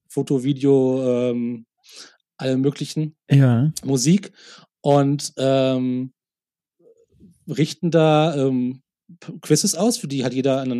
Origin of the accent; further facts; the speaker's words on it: Munich, Bavaria, Germany; so, ja, wo kommst du denn her? Und ich so, ja, aus München.